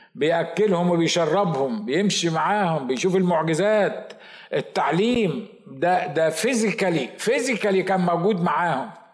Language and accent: Arabic; Egypt